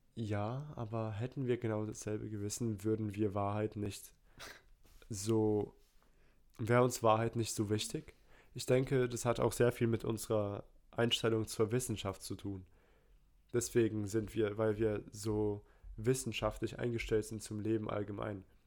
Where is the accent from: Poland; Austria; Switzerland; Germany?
Poland; Ich bin Pole